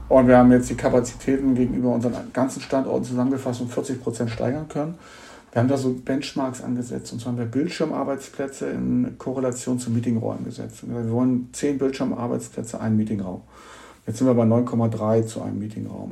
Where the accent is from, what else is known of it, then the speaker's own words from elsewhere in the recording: Hamburg, Germany; Ich bin Hamburger und kann seit über 20 Jahren so miterleben, wie hier ein Stadtteil entsteht